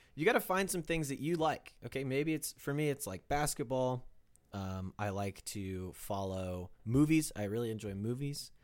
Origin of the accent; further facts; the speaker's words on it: Kansas, United States; growing up in Kansas